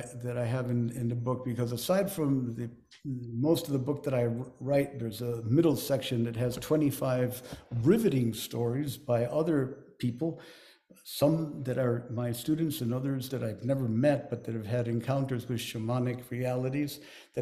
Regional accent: Lima, Peru; also born or lived in Chosica; as a child growing up in Lima

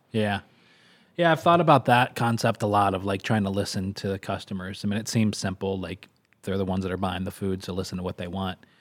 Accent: Kentucky, United States; also born or lived in Texas; now in Syracuse, United States; growing up in Kentucky. It brings me back to when I lived in Texas.

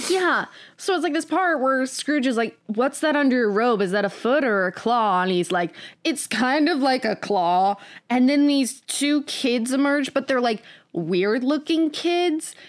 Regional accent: United States; I am an American who was born in the nineties

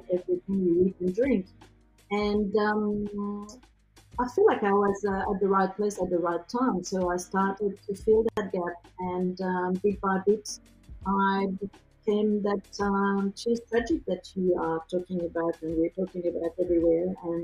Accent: Normandy, France; moved away as an adult; now in Adelaide, Australia; I was born in Normandy, and I landed here.

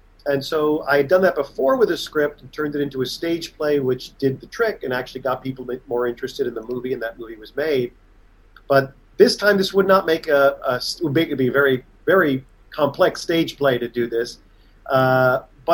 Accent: North Babylon, New York, United States; We grew up on Long Island together in New York, a little town called North Babylon

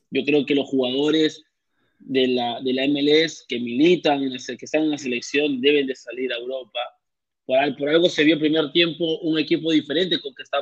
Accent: Peru; now in Orlando, United States; más que todo que somos peruanos y estamos aquí en Orlando.

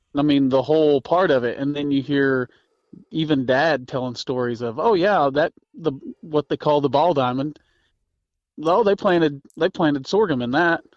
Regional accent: Missouri, United States; I'm from Missouri

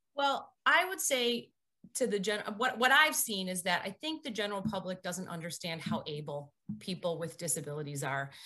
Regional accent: Barrington, Illinois, United States; grew up in Barrington, uh, Illinois

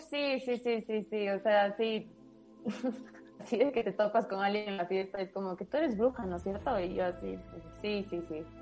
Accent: Quito, Pichincha, Ecuador; soy de Quito

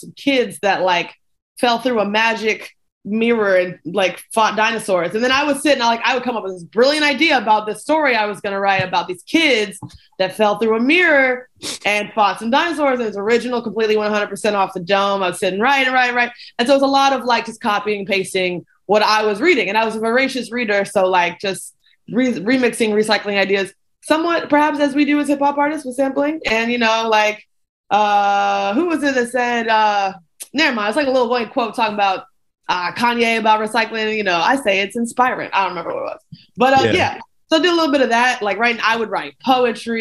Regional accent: Louisville, Kentucky, United States; now in Athens, Georgia, United States; I grew up in Louisville. I grew up outside of Louisville, Kentucky

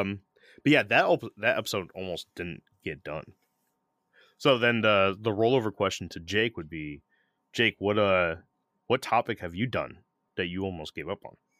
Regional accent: St. Petersburg, Florida, United States; I'm from Saint Pete

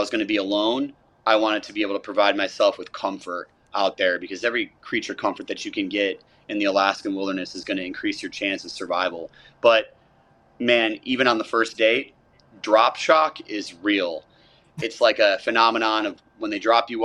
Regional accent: Florida, United States; I am from Florida

